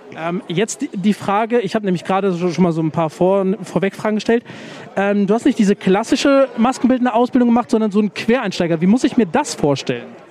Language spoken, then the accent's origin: German; near Bonn, North Rhine-Westphalia, Germany; ich komme aus der Nähe von Bonn